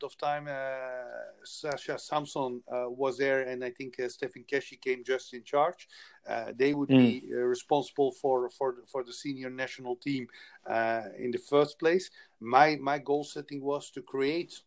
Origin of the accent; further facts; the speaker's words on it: Belgium; moved away; I come from Belgium. We have 11 million people